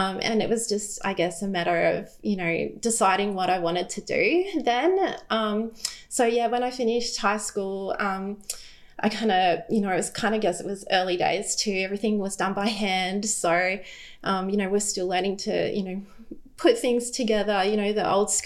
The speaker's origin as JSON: {"language": "English", "town": "Brisbane", "region": "Queensland", "country": "Australia", "tie": "born or raised there", "said": "I grew up in Brisbane. We've always lived here"}